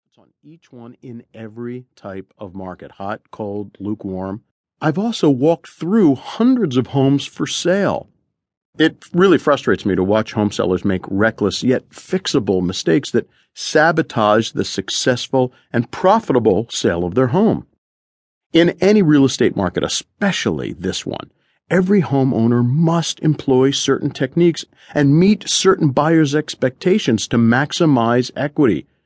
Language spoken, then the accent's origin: English; Collingswood, New Jersey, United States; moved away; I bought the house next door to my grandmother's in Collingswood, New Jersey